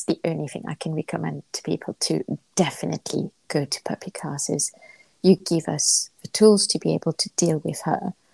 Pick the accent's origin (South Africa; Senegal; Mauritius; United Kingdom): Mauritius; moved away; I'm from Mauritius